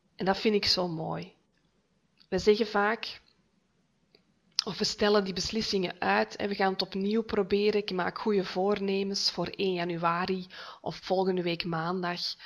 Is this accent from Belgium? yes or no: yes; Noorderkempen, Flanders, Belgium; moved away as an adult; now in Heist-op-den-Berg, Belgium; Ik ben afkomstig uit de Noorderkimpen, maar voor de liefde van mijn leven verhuisd naar Heist op den Berg